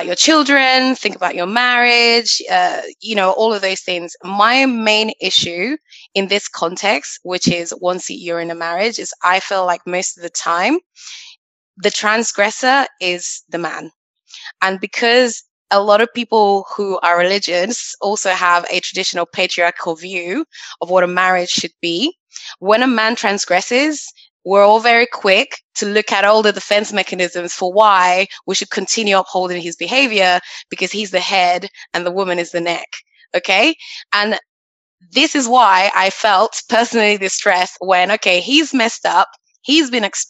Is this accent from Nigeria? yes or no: yes; Nigeria; I'm Nigerian. Both my parents went to church. They took me to church every Sunday.